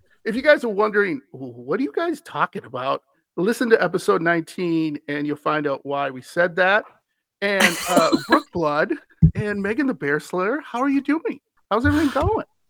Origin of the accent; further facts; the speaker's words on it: Wisconsin, United States; I'm from Wisconsin.